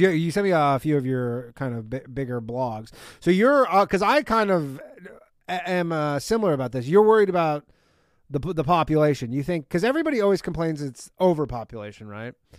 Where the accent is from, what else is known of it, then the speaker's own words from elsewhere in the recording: Canada; now in United States; I myself grew up in Canada